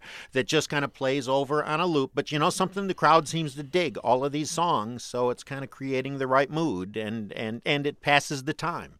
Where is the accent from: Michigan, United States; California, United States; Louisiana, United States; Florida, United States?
Michigan, United States; Detroit; I am a kid from Detroit